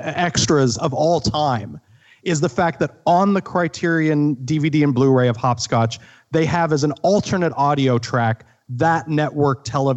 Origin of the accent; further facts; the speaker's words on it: Midwest, United States; And I'm from the Midwest. I knew towns kind of like that.